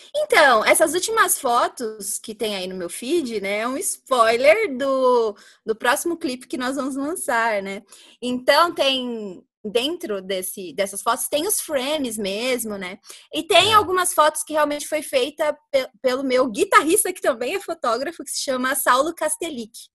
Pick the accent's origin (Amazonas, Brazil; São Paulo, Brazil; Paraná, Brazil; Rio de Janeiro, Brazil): São Paulo, Brazil; Carapicuíba; now in Barueri, Brazil; hoje nós moramos em Barueri, mas eu sou de Carapicuíba, sou carapicuibana